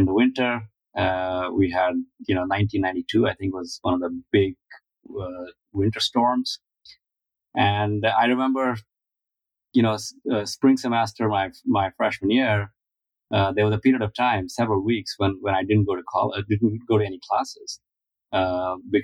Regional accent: Delhi, India; moved away as an adult; Lived in Delhi, which is the capital, for a large part of it.

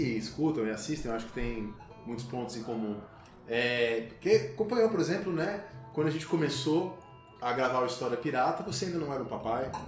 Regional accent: São Paulo, Brazil; moved away as an adult; also born or lived in Brasília; E como eu sou de São Paulo, minha família é de São Paulo

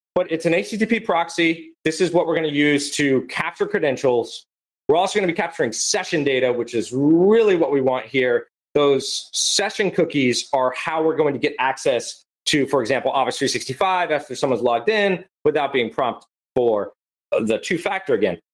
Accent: Florida, United States; I'm also from Florida for everyone who doesn't know, and I'm a Florida man

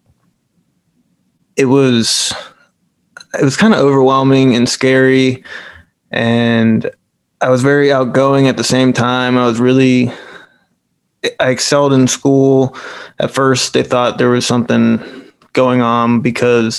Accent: Manassas, Virginia, United States; I've lived here in Northern Virginia, Manassas, Virginia, pretty much all of my life, except for a year when I moved away and came back.

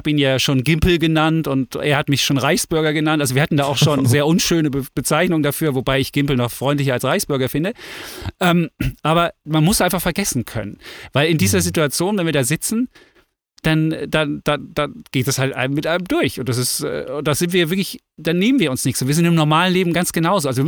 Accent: East Germany, Germany; ich bin im Osten groß geworden und ich finde, Freiheit ist was Großes.

